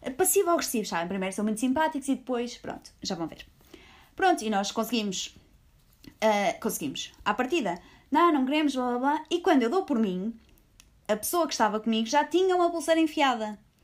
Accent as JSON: {"language": "Portuguese", "country": "Portugal", "said": "nós somos de Portugal."}